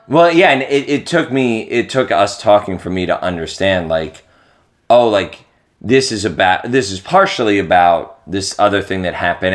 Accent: East Coast, United States; I'm from the East Coast

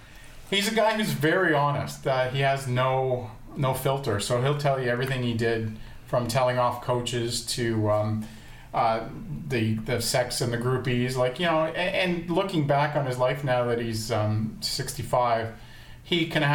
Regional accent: Kitchener, Ontario, Canada; I grew up in Kitchener

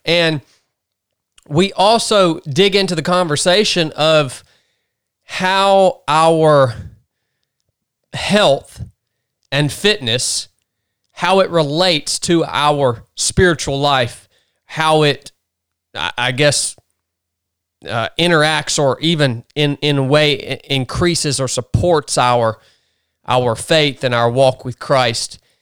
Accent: the South, United States; growing up in the South

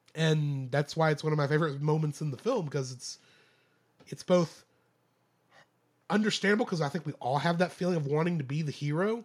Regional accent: United States; I'm American

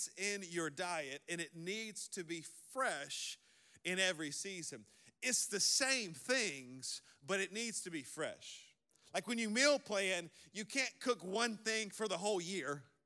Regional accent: the South, United States; I'm from the South

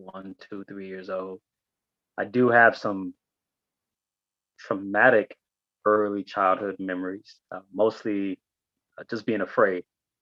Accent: Ibadan, Oyo, Nigeria; born there; So I was born in Ibadan, and in 1971

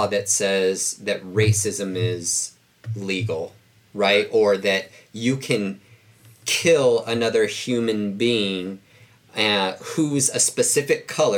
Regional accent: Bellflower, California, United States; It was mostly Black and Hispanic where I grew up in Bellflower. That's in Southern California.

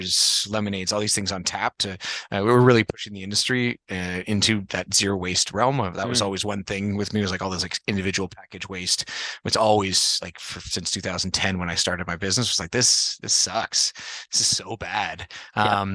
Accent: Toronto, Ontario, Canada; also born or lived in Manitoba / Montreal; born there, grew up mostly in Toronto, then went to university at McGill in Montreal

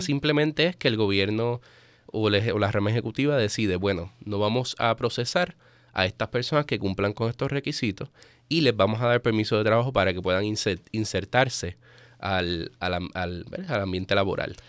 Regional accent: Puerto Rico; moved away as an adult; also born or lived in Spain; now in Baltimore, United States; yo soy puertorriqueño. Eh, nacido y criado en Puerto Rico, me mudé a Baltimore apenas en mayo

